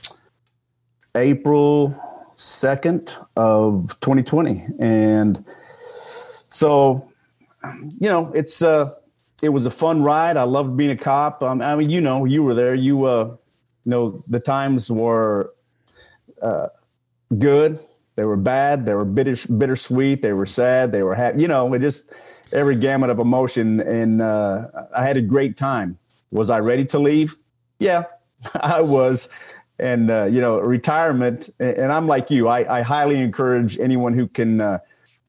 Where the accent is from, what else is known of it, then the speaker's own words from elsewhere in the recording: Moore, Oklahoma, United States; I grew up in Moore, Oklahoma